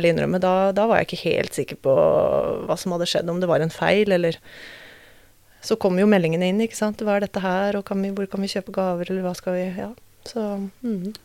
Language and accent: Norwegian; Norway; Født og oppvokst i Norge